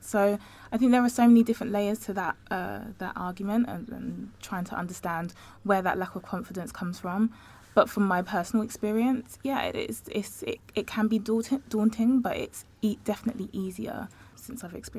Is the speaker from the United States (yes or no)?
no; Essex, East of England, United Kingdom; I can only speak from as a black girl. I grew up in Essex, and I was the only black girl.